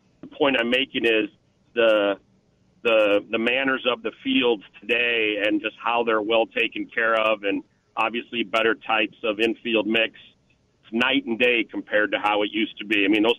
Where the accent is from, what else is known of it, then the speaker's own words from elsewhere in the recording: Central Illinois, United States; now in Grayslake, United States; growing up in Central Illinois